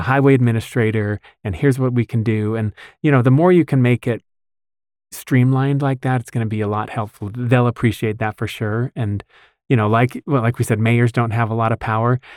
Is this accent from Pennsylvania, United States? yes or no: no; West Bountiful, Utah, United States; I actually grew up in West Bountiful